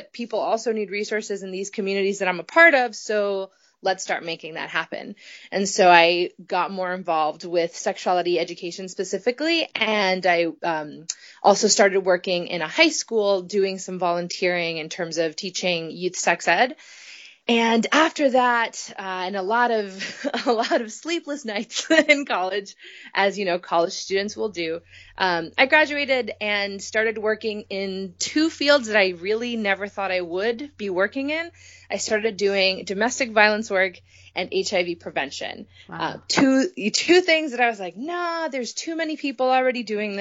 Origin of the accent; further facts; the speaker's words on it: Puerto Rico; moved away as an adult; also born or lived in Providence, Rhode Island; now in Boston, United States; I grew up in Puerto Rico to a Puerto Rican